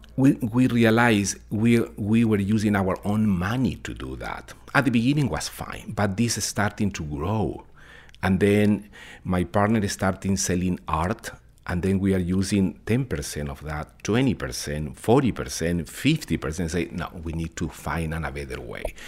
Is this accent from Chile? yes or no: yes; Chile; English is a second language; moved away as an adult; now in Connecticut, United States; I'm originally from Chile